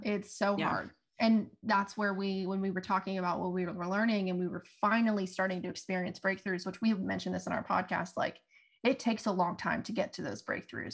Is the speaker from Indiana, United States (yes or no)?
no; Fairmont, West Virginia, United States; moved away as an adult; also born or lived in Huntington; I'm not from Huntington, so I'm from Fairmont, and home was three hours away from me